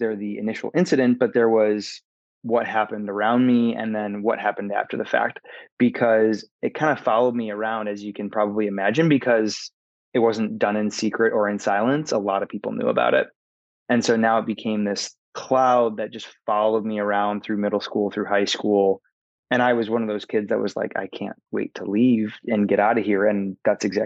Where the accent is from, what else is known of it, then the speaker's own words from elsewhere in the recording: Michigan, United States; moved away as an adult; also born or lived in Minnesota / Los Angeles, California; now in Atlanta, United States; I was born and raised in the Midwest in a tiny town in Michigan, about 1,000 people.